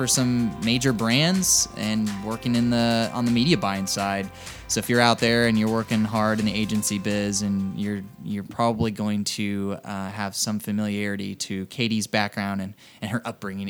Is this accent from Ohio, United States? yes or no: no; Texas, United States; being from Texas